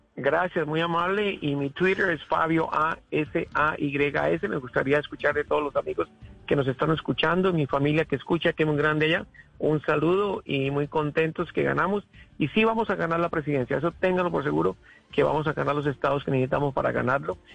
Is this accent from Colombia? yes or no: yes; Colombia; now in Florida, United States; mi tierra colombiana